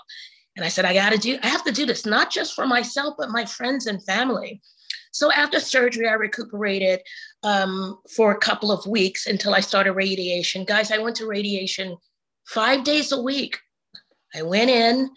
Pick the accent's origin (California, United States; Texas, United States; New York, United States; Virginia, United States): New York, United States; New York City; now in Atlanta, United States; I'm from Harlem